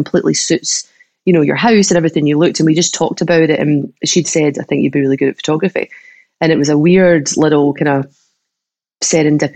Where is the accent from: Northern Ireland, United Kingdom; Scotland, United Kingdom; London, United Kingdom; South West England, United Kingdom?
Scotland, United Kingdom; Troon; moved away; also born or lived in Australia; when I moved back to Troon from Australia